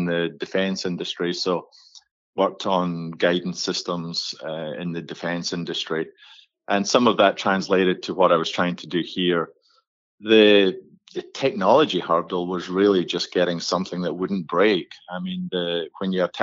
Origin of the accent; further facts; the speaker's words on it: Scotland, United Kingdom; moved away as an adult; now in Boca Raton, United States; I'm from Scotland originally and came over here in 1988, back when IBM was making the first personal computers in Boca Raton, Florida